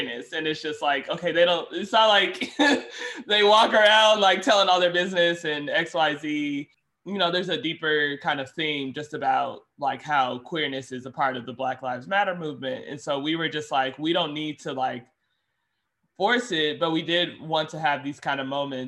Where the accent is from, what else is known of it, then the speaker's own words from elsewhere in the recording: Indianapolis, Indiana, United States; moved away as an adult; now in Chicago, United States; I'm from Indianapolis